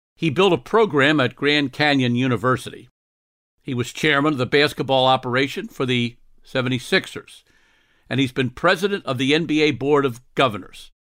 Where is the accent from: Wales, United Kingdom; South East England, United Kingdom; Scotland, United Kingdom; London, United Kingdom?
Scotland, United Kingdom; I'm Scottish